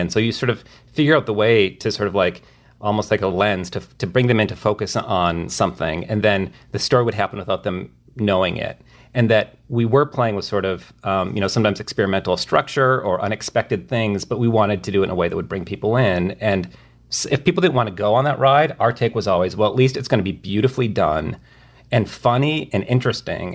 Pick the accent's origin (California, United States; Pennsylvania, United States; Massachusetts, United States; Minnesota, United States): Minnesota, United States; rural; moved away; my hometown in rural Minnesota